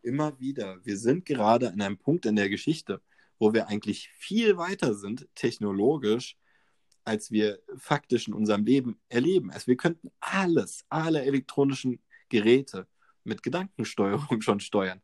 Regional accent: Germany

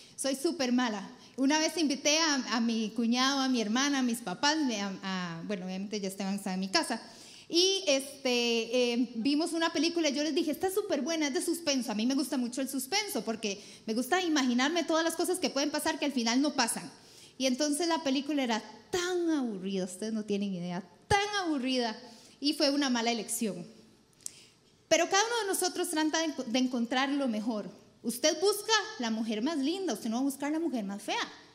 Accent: Costa Rica; soy pésima tica

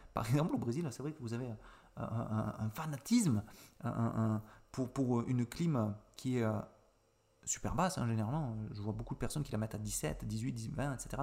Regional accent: Avignon, Provence-Alpes-Côte d'Azur, France; je suis originaire d'Avignon, donc du sud-est de la France

